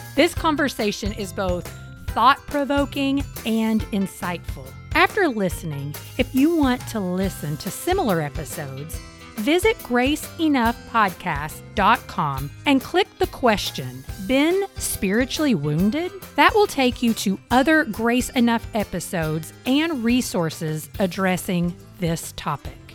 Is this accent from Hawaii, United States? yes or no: no; Eastern Kentucky, United States; I grew up in Eastern Kentucky